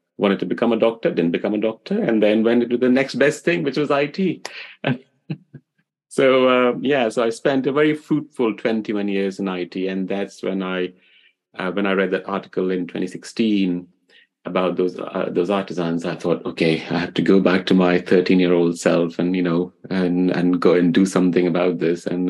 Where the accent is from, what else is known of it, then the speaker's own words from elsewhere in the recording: Delhi, India; moved away; growing up in India, I grew up in the old city of Delhi